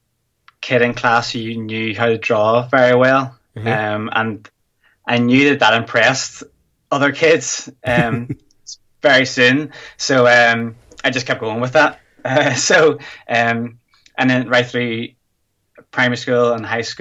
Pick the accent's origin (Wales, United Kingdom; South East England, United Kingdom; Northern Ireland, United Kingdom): Northern Ireland, United Kingdom; I'm from Northern Ireland in the UK.